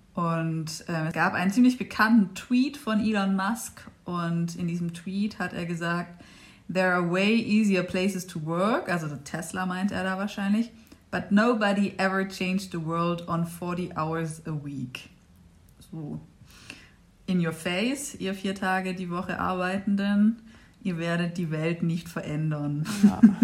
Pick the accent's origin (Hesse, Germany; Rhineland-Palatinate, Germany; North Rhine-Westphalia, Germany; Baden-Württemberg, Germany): Baden-Württemberg, Germany; Stuttgart region; Und wir sind ja hier in Stuttgart und äh, ich komme auch aus der Region